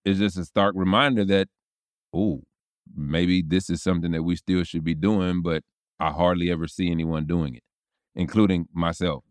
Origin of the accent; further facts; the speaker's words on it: Tallahassee, Florida, United States; growing up in Tallahassee and even in college